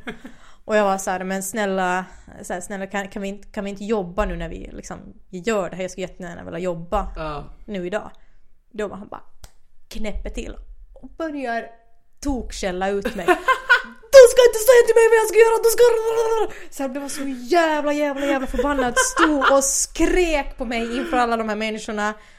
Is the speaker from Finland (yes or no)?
yes; Finland; accent: Finland Swedish; first language Finland Swedish; also born or lived in Åland; now in Sweden; jag har bott halva min barndom i Finland, alltså halva på Åland